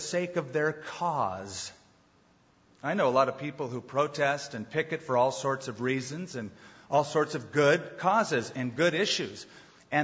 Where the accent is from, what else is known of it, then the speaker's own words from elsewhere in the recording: United States; I've traveled around as an American, and I don't look Middle Eastern. I do look American.